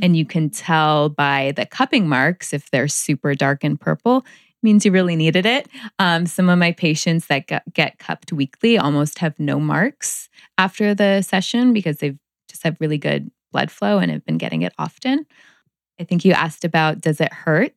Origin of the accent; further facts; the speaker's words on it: Palm Springs, California, United States; I grew up in Palm Springs